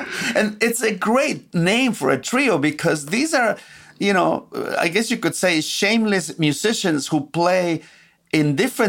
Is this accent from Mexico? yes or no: yes; Xalapa, Veracruz, Mexico; moved away; There's a very strong jazz scene in Jalapa, my hometown.